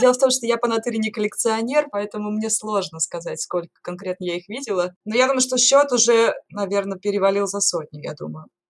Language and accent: Russian; Norilsk, Krasnoyarsk Krai, Russia; moved away as an adult; also born or lived in Saint Petersburg; я родилась и выросла в Норильске, и закончила там школу, то есть жила там до 17 лет.